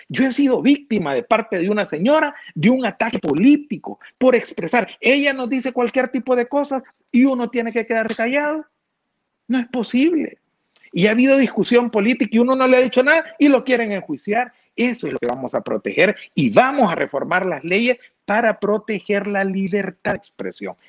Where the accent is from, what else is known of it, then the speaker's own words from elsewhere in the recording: El Salvador; also born or lived in San Miguel, El Salvador; somos salvadoreños